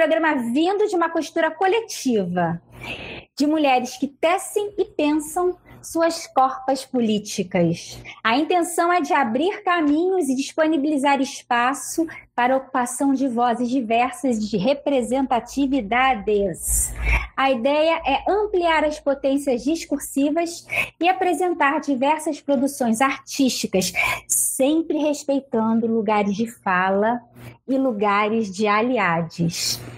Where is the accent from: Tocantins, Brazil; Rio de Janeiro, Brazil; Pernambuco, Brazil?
Rio de Janeiro, Brazil; sou do Rio de Janeiro, estou aqui nesse calorão que hoje está fazendo calor aqui.